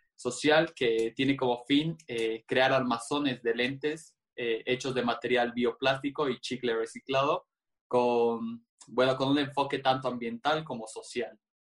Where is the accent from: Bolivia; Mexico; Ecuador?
Bolivia; Cochabamba; yo nací en Bolivia, en Cochabamba, para ser más específico